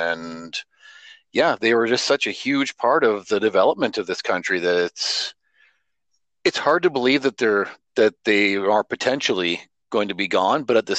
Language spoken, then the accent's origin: English; Canada; And I got to say, as a Canadian, not even just a Western Canadian, but as a Canadian